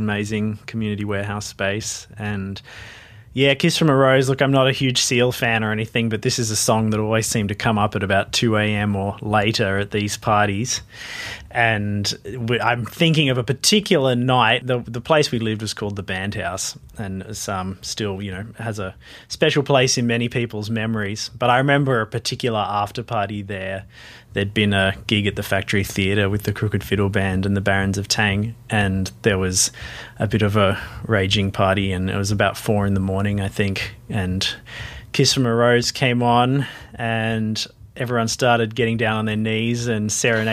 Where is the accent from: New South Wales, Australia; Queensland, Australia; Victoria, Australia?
New South Wales, Australia; Sydney; moved away as an adult; also born or lived in Marrickville; now in Melbourne, Australia; I grew up in Glebe and moved to Marrickville